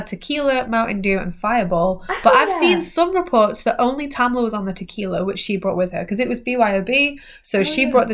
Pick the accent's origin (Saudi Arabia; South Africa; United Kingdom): United Kingdom; England; we're English